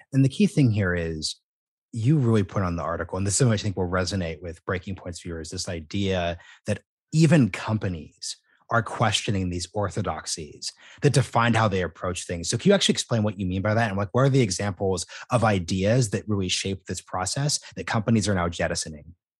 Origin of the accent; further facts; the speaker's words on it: Portland, Oregon, United States; I'm from Portland, Oregon